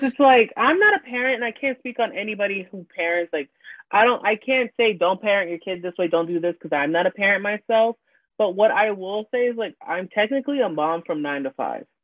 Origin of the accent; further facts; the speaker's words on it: New York City, New York, United States; I am from Queens, New York, born and raised